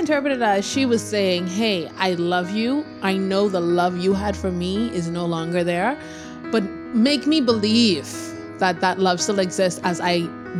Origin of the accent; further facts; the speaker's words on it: Nassau, New Providence, Bahamas; we're actually from the tiny islands of Nassau, Bahamas.